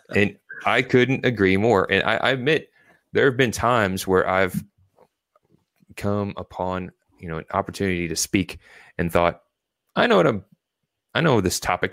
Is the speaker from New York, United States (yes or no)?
no; Louisville, Kentucky, United States; also born or lived in Virginia Beach, Virginia; I was born in Virginia Beach, Virginia, but I was raised in Louisville, Kentucky